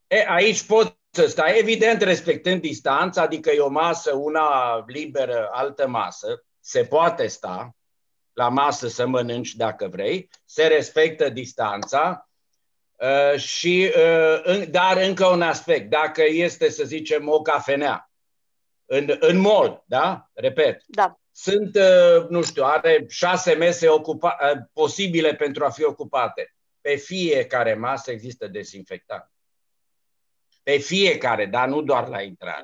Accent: Romania; m-am trezit eu aici singurul român

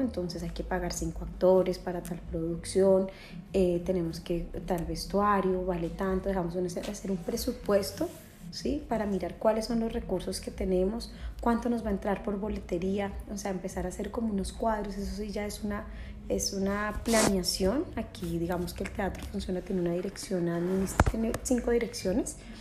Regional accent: Colombia; siendo colombiana

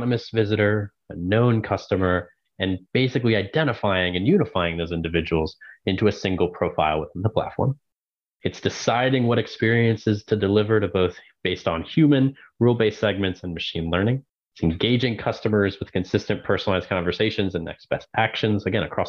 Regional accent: Maryland, United States; born and raised in Maryland

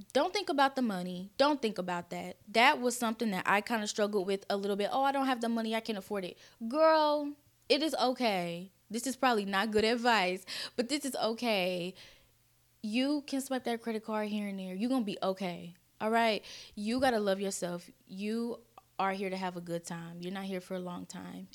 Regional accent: Kansas City, United States; I was born and raised in Kansas City

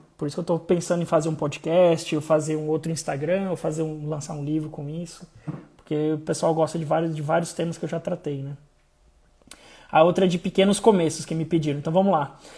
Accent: interior of Santa Catarina, Brazil; eu sou de Santa Catarina, interior de Santa Catarina

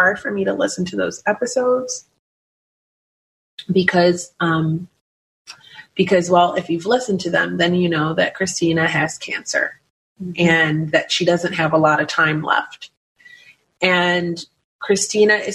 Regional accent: Philadelphia, Pennsylvania, United States; moved away; I'm from Philadelphia

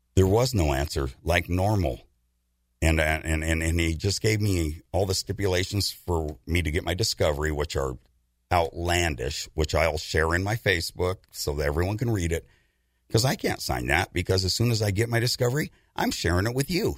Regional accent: United States; I'm an American

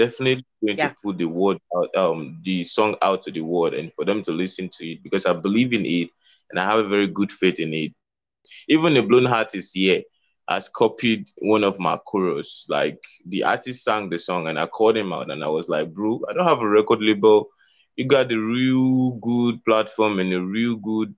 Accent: Kogi, Nigeria; now in Lagos, Nigeria; I'm from Nigeria, Kogi State. I'm based in Lagos City.

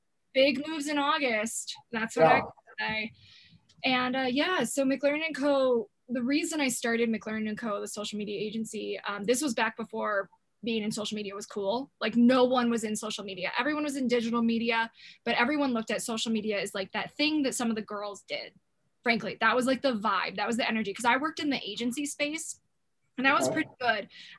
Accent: Appleton, Wisconsin, United States; moved away as an adult; also born or lived in San Antonio / Phoenix / Seville, Spain; I grew up in Appleton, Wisconsin.

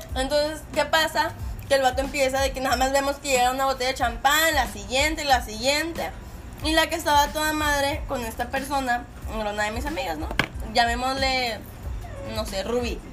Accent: Monterrey, Nuevo León, Mexico; nosotros también, como regios

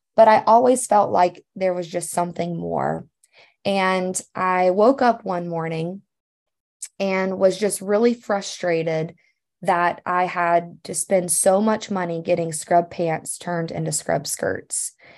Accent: Louisiana, United States; moved away as an adult; now in Missouri, United States; growing up in Louisiana

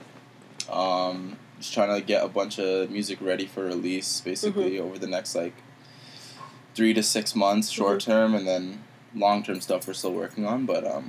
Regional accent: Pickering, Ontario, Canada; I'm from Pickering

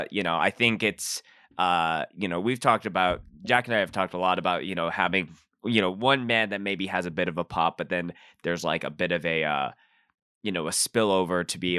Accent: Canada; I noticed that you guys are based in San Diego, and mm-hmm. you know, like I'm from Canada

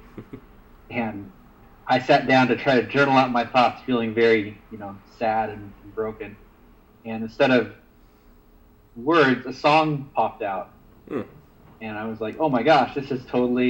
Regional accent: the Northwest, Pacific Northwest, United States; I was from the Northwest

